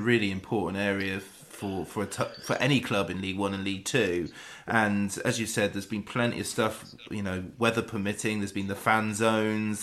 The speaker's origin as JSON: {"language": "English", "area": "West Wiltshire", "region": "South West England", "country": "United Kingdom", "said": "I'm I'm from West Wiltshire"}